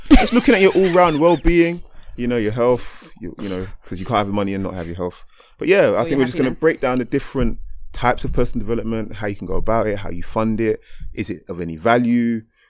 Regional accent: Jamaica; I'm Jamaican.

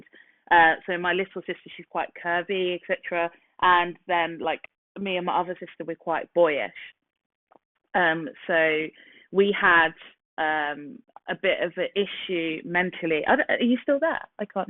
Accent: Nigeria; This is what I absolutely love about being Nigerian.

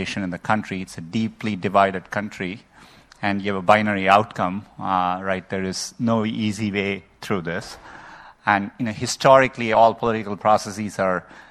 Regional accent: India; moved away; I grew up in India

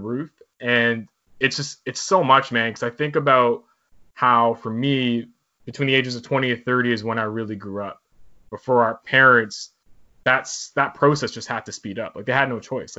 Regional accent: Toronto, Ontario, Canada; I was born in North York, because that's where my parents lived.

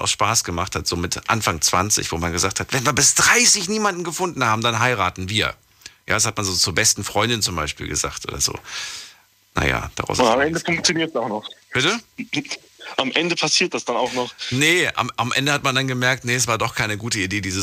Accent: Stuttgart, Baden-Württemberg, Germany; Ich komme aus Stuttgart.

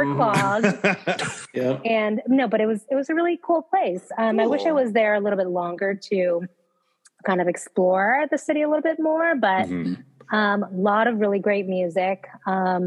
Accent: California, United States; I'm from California

